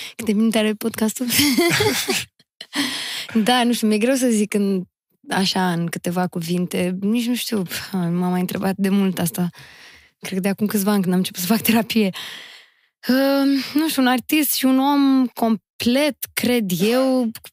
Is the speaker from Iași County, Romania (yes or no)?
no; Constanța, Constanța County, Romania; am fost crescută și născută și crescută în Constanța, în Faleză Nord chiar